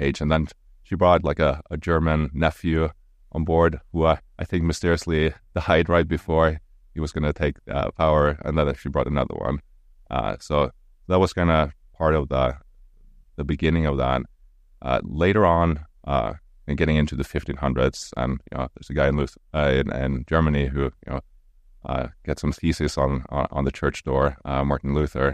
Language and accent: English; Stavanger, Rogaland, Norway; English is a second language; moved away as an adult; now in St. Louis, United States; my hometown, uh, in Stavanger